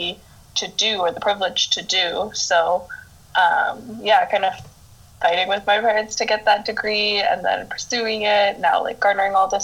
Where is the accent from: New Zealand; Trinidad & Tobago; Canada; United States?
Canada; Winnipeg, Manitoba; moved away as an adult; now in Hamilton, Canada; born and raised in Winnipeg, which is central Canada, but I've been living in Hamilton, which is about 40 minutes from Toronto.